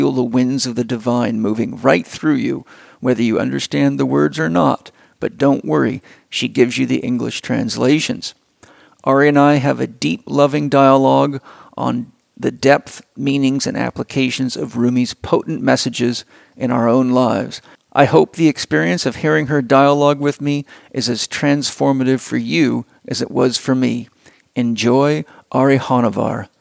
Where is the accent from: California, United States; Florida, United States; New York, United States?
California, United States; San Diego; San Diego, my hometown